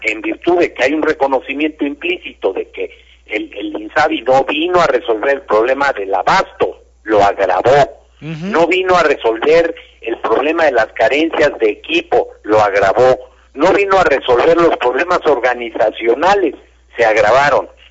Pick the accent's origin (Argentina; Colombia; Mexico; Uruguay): Mexico; como mexicano